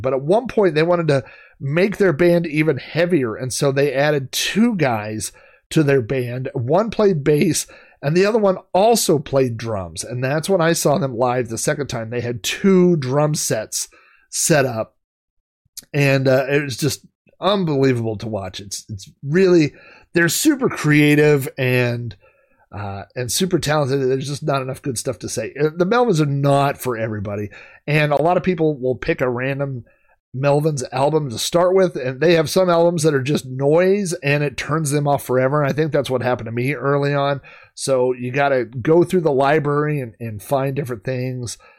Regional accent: Oklahoma, United States; I grew up in Oklahoma

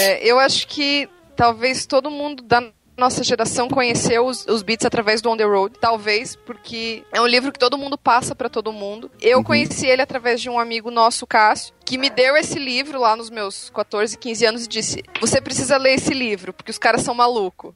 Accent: Santa Catarina, Brazil; now in Curitiba, Brazil; eu sou Catarina, moro há seis anos em Curitiba

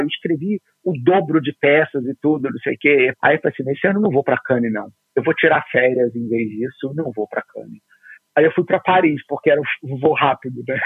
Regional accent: Rio de Janeiro, Brazil; eu sou carioca, fui criado na fronteira entre Ipanema e Copacabana, ali no Arpoador, no Rio de Janeiro

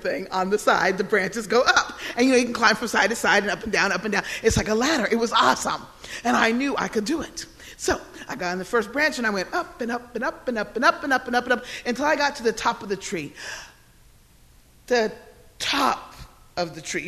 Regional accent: Odenton, Maryland, United States; he came to the hospital with my mother in Odenton, Maryland

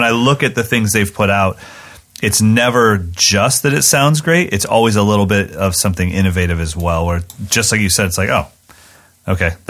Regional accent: West Virginia, United States; I was born in West Virginia.

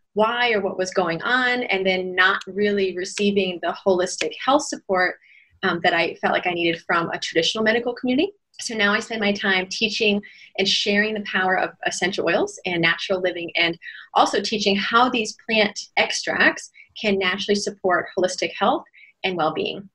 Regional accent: United States; moved away as an adult; also born or lived in Shanghai, China; now in Shenzhen, China; I'm American by passport, but I've lived in China for almost 16 years

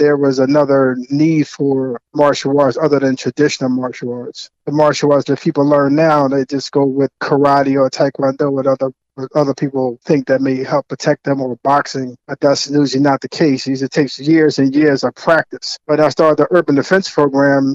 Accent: Philadelphia, Pennsylvania, United States; I'm from South Philly

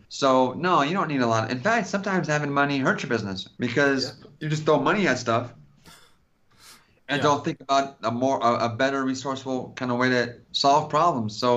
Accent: California, United States; I'm from California

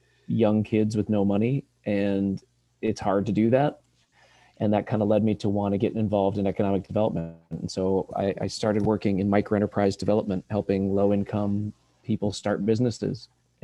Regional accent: Sheffield, Iowa, United States; also born or lived in Coralville, Iowa; I'm a born and raised Iowan. I was born actually in the Coralville area and adopted and grew up in north central Iowa, town of Sheffield, Iowa, and had a great childhood around family and great schools.

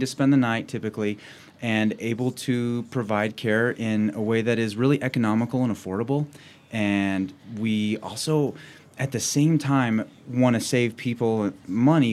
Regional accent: Cheyenne, Wyoming, United States; also born or lived in Laramie, Wyoming / Washington State / Fremont County, Wyoming; I grew up in Cheyenne, Wyoming

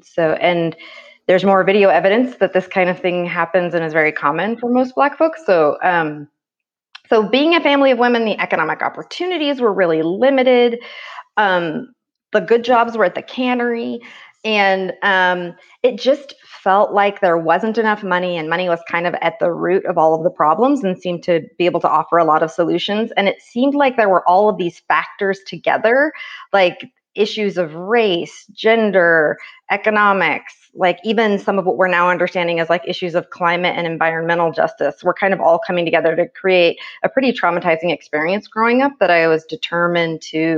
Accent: Oroville, California, United States; where I grew up is about 30 minutes away, actually, from the college town, but it was really a world away in Oroville

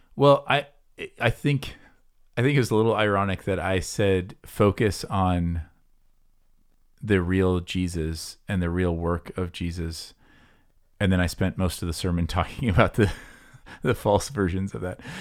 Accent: near Des Moines, Iowa, United States; I grew up near Des Moines

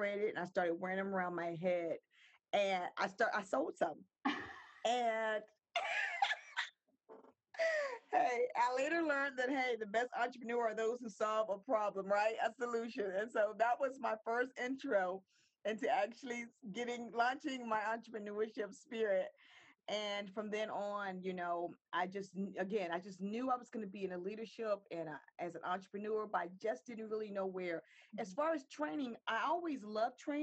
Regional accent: Virginia Beach, Virginia, United States; now in Maryland, United States; I'm originally from Virginia Beach, moved to Maryland in 93

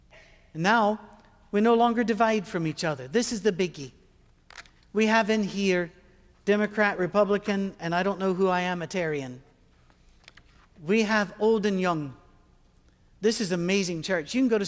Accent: Scotland, United Kingdom; we would cross into Canada to fly out because it's cheaper from there and we're Scottish.

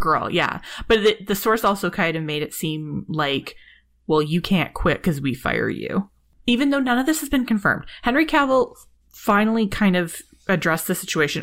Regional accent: Canada; I am Canadian

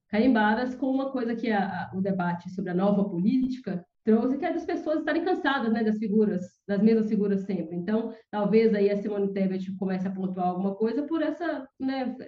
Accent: interior of Minas Gerais, Brazil; moved away; sou do interior, né? Minha cidade é uma cidade empobrecida do, do interior de Minas Gerais

